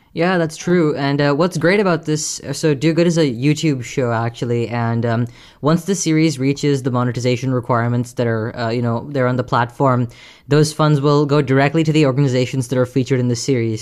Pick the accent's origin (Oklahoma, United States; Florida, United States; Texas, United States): Texas, United States; Houston; I'm from Texas, and uh, I'm from a, the part of Texas which we get a bunch of hurricanes. I'm from Houston